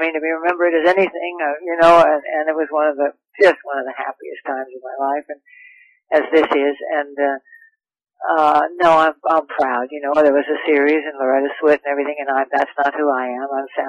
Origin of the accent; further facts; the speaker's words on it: Los Angeles, California, United States; also born or lived in Hollywood; I went to school here. I was a mama's girl. I grew up in the, well, first I grew up in the San Fernando Valley, and then in the 10th grade we moved to town.